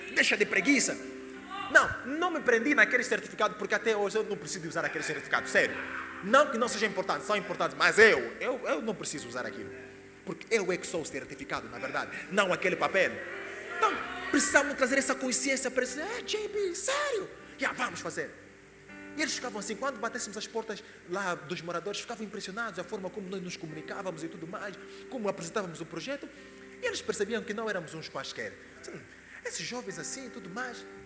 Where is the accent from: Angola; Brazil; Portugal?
Angola; moved away as an adult; I'm from Angola.